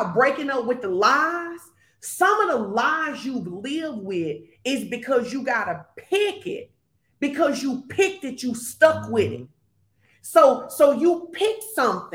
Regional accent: Fordyce, Arkansas, United States; moved away; I grew up in Fordyce, Arkansas

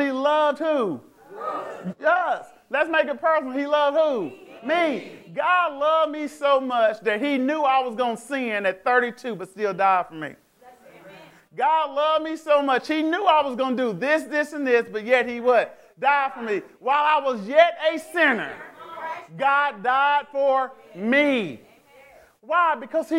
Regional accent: United States; I'm African American

